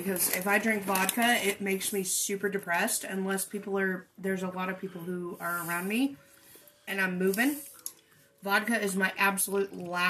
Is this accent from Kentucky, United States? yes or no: yes; Kentucky, United States; I am from Kentucky, born and raised. I am a Kentucky lady.